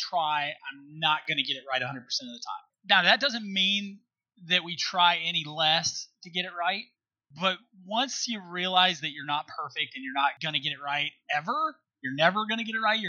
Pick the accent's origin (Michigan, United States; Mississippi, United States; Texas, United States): Mississippi, United States; South; moved away; we were the epitome of dirt floor poor growing up in South Mississippi.